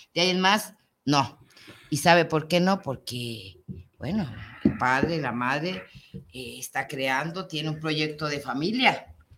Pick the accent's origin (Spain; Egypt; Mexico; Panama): Mexico; nosotros nos tocó ser mexicanos